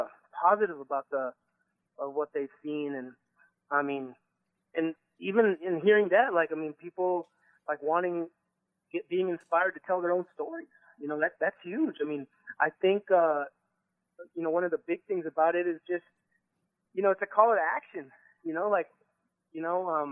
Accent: Phoenix, Arizona, United States; My family's from Mexico. And I grew up in Phoenix

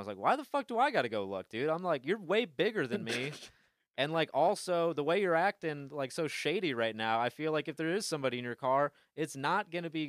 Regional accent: Bay City, Michigan, United States; Bay City, Michigan.

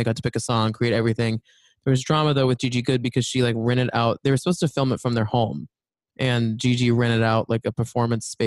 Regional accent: Dallas, Texas, United States; we're from Dallas

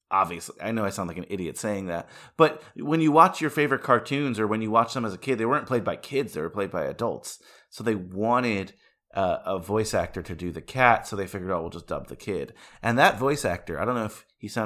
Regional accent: California, United States; I'm from California, bro. It's like, sorry.

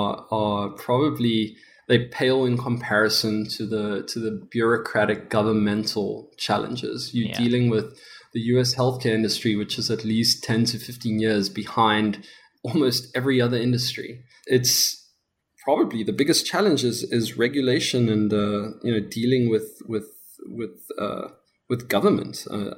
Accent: South Africa; accent: South African; I'm from South Africa. I'm sure you could tell by my accent. It's still pretty thick.

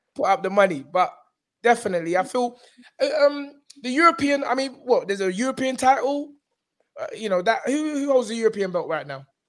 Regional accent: London, United Kingdom; I'm from South

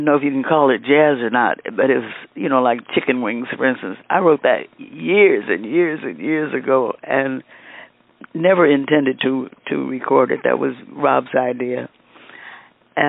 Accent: Kansas City, Missouri, United States; moved away as an adult; also born or lived in Topeka, Kansas; now in Los Angeles, United States; I was born in Kansas City, Wheatley Hospital. I have one sister who was also born there, and we grew up

